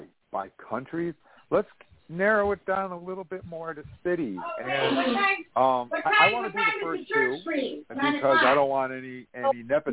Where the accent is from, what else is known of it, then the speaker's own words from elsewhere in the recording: Rutland, Vermont, United States; My hometown of Rutland, Vermont